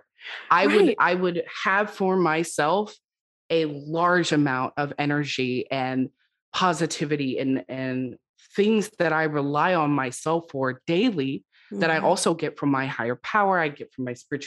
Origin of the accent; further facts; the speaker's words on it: West Coast, United States; I'm from the West Coast